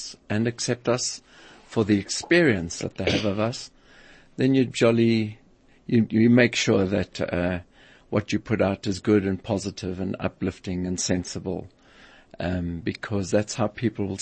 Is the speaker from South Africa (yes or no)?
yes; South Africa; growing up in South Africa at that time